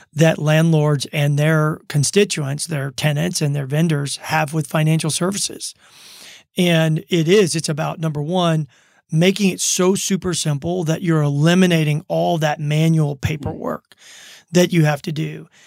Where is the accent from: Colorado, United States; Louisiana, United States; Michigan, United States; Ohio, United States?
Louisiana, United States; Baton Rouge; moved away as an adult; also born or lived in Germany / Minneapolis, Minnesota; now in Reno, United States; I grew up in Baton Rouge, Louisiana